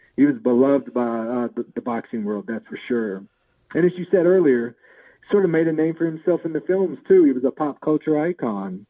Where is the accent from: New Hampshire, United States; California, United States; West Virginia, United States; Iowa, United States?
West Virginia, United States; we grew up in West Virginia